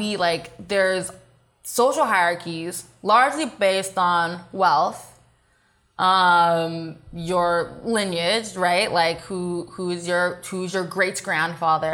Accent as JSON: {"language": "English", "town": "Walnut", "region": "California", "country": "United States", "tie": "born or raised there", "said": "I grew up in the IE. I grew up in Walnut, next to West Covina, Diamond Bar"}